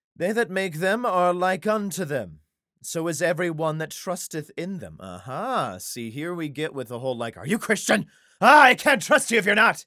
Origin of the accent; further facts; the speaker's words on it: Idaho, United States; I was raised in Idaho